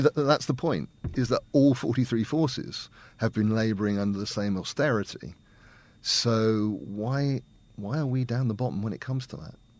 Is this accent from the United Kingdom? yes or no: yes; Winton, United Kingdom; I'm from here. I was born and brought up in Winton. I've always lived here, apart from going to university